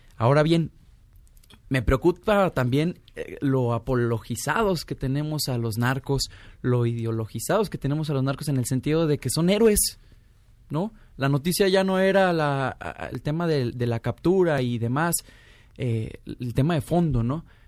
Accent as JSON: {"language": "Spanish", "region": "Zacatecas", "country": "Mexico", "tie": "born or raised there", "said": "Yo soy originario de Zacatecas"}